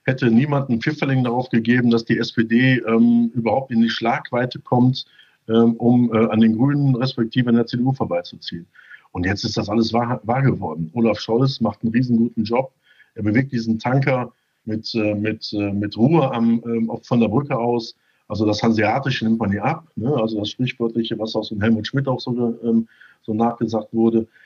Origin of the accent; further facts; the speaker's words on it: Düsseldorf, North Rhine-Westphalia, Germany; ich bin ja als Düsseldorfer äh, leidgeprägt im Fußball.